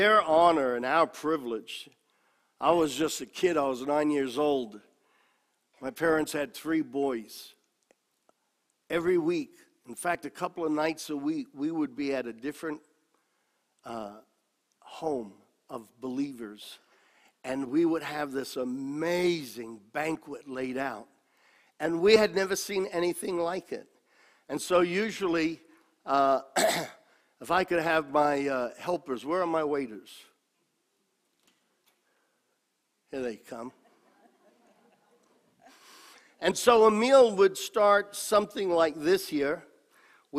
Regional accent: New York City, New York, United States; also born or lived in Italy; I was growing up in New York City, Italian by descent, but totally separated from my Italian heritage

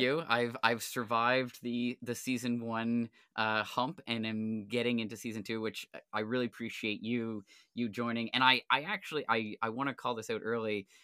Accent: New Ross, Nova Scotia, Canada; I grew up in New Ross

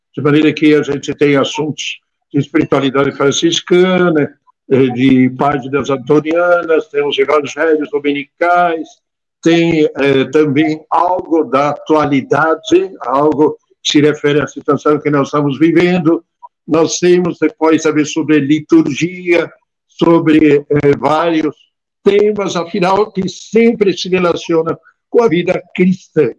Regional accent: near Trento, Trentino-Alto Adige, Italy; moved away as an adult; also born or lived in Padua / São Paulo, Brazil; now in Brazil; eu estive na Itália exatamente até os 20 anos, nasci lá em Trento, perto de Trento

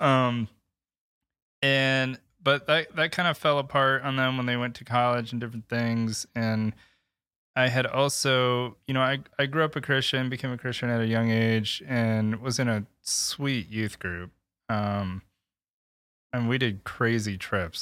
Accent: Michigan, United States; born and raised in Michigan

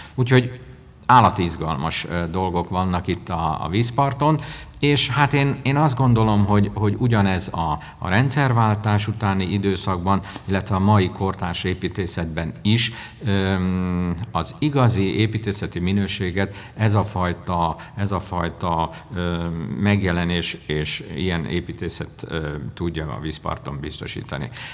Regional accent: Révfülöp, Veszprém County, Hungary; éltem és nőttem fel, ö, mint Réfülöp, a Balaton északi partjának egyik is apró települése

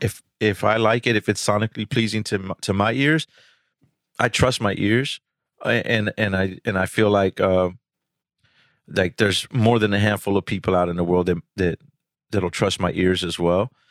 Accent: Houston, Texas, United States; I'm from Houston, uh, pretty much my whole life, you know, South Texas

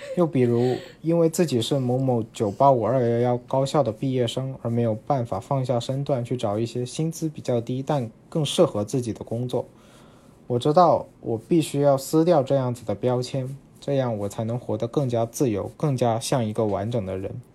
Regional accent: Guangzhou, Guangdong, China; moved away as an adult; now in Japan; 虽然我是广，呃，土生土长的广州人，但是因为我的小学是铁路子弟学校，所以身边绝大多数同学的父母都是来自其他省份的人。呃，那么自然会说粤语的同学，也就只有寥寥几个。所以我从很小开始就是在家里跟父母说粤语，然后在学校跟同学和老师说普通话

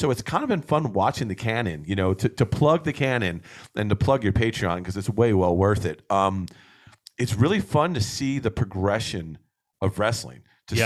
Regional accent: New Jersey, United States; moved away; growing up back east, we're both from Jersey

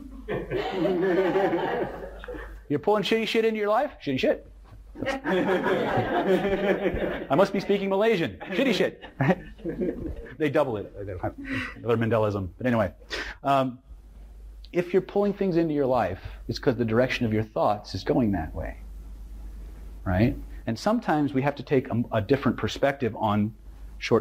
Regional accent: California, United States; I'm from California

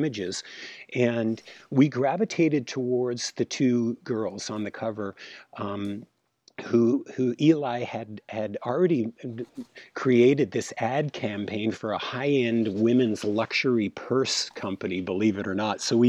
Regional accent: Toronto, Ontario, Canada; growing up in Toronto, Canada

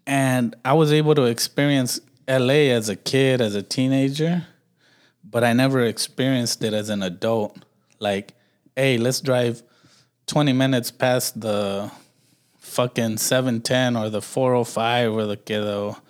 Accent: Milwaukee, Wisconsin, United States; growing up in Milwaukee

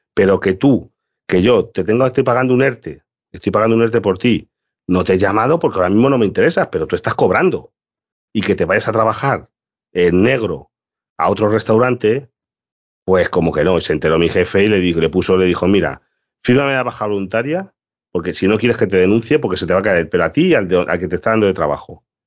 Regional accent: Galicia, Spain; soy gallego

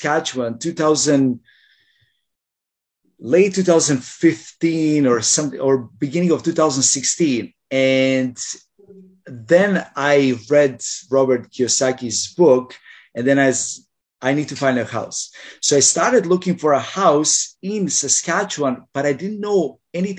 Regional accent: Croatia; moved away as an adult; now in Canada; when I was still in Croatia

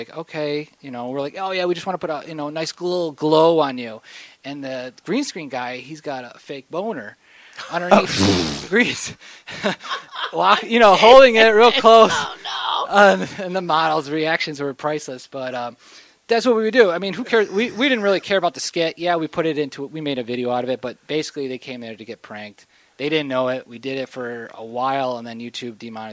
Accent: New York, United States; moved away as an adult; now in Los Angeles, United States; I'm from New York. I studied acting, improv for about good 10 years in New York.

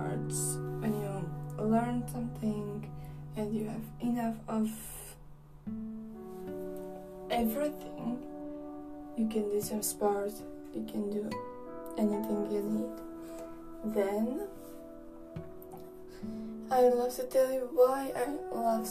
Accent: Czechia; I am from the Czech Republic

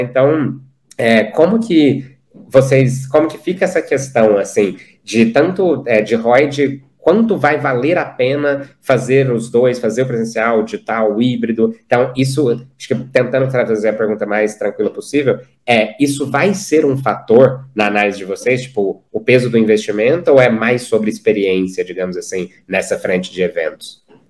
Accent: Uberlândia, Minas Gerais, Brazil; eu sou de Uberlândia, Minas Gerais, então sertaneja é parte de mim.

